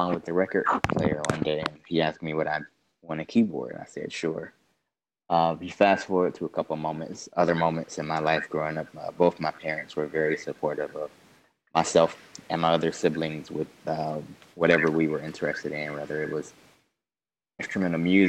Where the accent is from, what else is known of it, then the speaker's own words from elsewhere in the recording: Detroit, Michigan, United States; I grew up on Detroit's east side